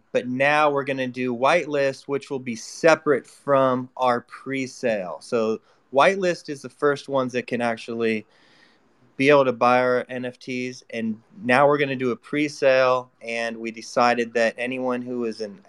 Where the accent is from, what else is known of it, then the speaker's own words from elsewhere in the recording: San Francisco, California, United States; Growing up in San Francisco